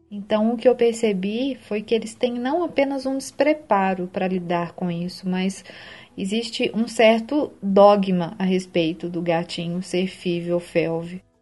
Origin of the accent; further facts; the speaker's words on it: Belo Horizonte, Minas Gerais, Brazil; eu sou de Belo Horizonte